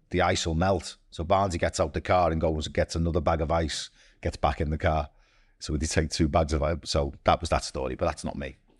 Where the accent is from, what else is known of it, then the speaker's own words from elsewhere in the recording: Merseyside, North West England, United Kingdom; growing up on Merseyside